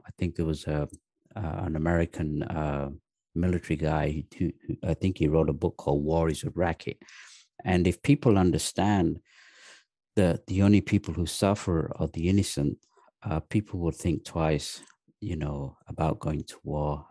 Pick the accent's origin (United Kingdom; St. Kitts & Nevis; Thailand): United Kingdom; the north of England; also born or lived in Pakistan; I was actually born in Pakistan. Uh, my parents moved to England when I was three years old.